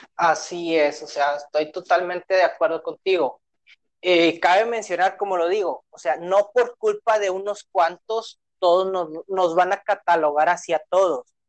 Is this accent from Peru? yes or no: no; Monterrey, Nuevo León, Mexico; como regio